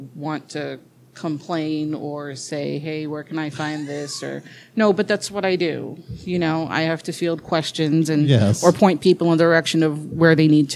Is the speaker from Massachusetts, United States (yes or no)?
yes; Massachusetts, United States; I'm from Massachusetts